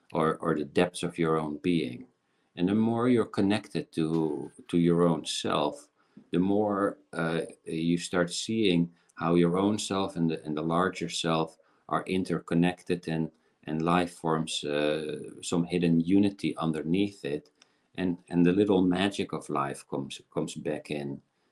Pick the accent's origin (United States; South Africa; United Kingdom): South Africa; born there; I was born in South Africa, and there's an old African story how the elder generation teaches the younger generation about fear.